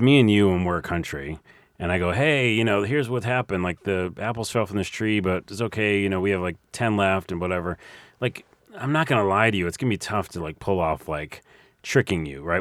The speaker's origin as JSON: {"language": "English", "region": "New York", "country": "United States", "said": "I'm from New York."}